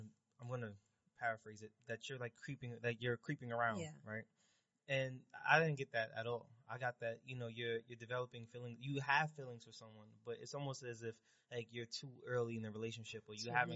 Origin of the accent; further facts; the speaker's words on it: New York City, New York, United States; I'm from Brooklyn